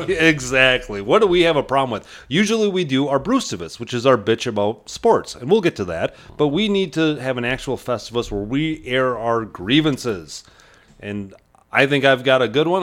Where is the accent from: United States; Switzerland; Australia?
United States; Chautauqua; I grew up in Chautauqua and we did not have family around.